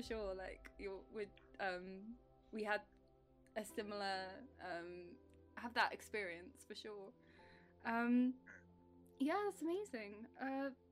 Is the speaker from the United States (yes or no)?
no; England, United Kingdom; accent: English; I've got the most English accent you can ever imagine